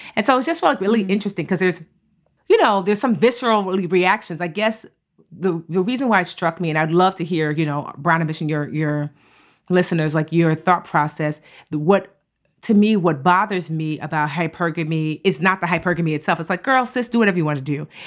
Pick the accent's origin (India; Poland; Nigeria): Nigeria; I'm Nigerian